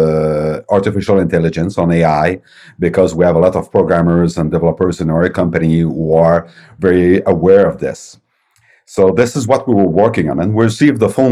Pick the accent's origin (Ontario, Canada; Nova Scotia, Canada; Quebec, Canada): Quebec, Canada; Quebec City; I'm from Quebec City, Canada, and my company is Novum Interactive